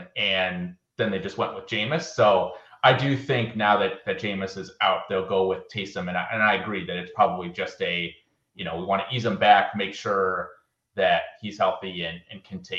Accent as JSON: {"language": "English", "town": "Green Bay", "region": "Wisconsin", "country": "United States", "tie": "born or raised there", "said": "So I am a Packers fan. I grew up in Green Bay."}